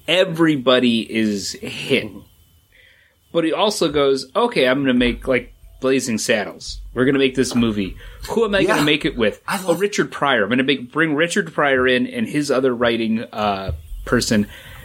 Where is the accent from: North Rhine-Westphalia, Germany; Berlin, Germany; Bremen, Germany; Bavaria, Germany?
North Rhine-Westphalia, Germany; Dusseldorf; born there; All I know is I was born in Dusseldorf